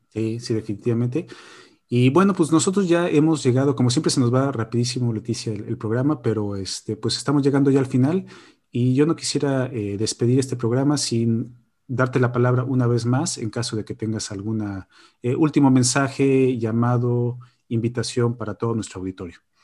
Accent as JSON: {"language": "Spanish", "country": "Mexico", "moved": "as an adult", "lives_now": "Borås, Sweden", "said": "creo que soy el único mexicano aquí en Boros"}